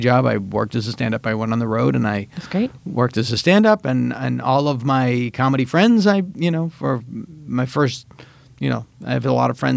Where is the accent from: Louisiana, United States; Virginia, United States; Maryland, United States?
Virginia, United States; Front Royal; moved away; I've spent my childhood in Front Royal